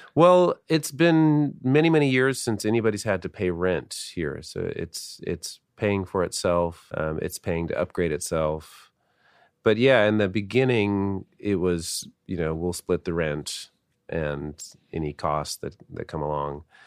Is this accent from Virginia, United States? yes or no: no; Seattle, Washington, United States; I grew up in Seattle, went to high school here